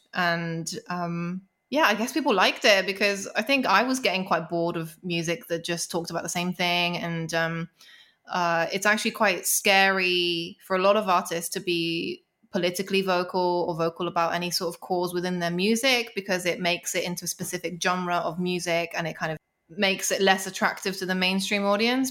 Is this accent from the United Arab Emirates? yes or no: no; London, United Kingdom; I grew up in London. Uh, it's such a musical city. And at the time, not so much now, but there were so many small venues. You know, I grew up around Camden.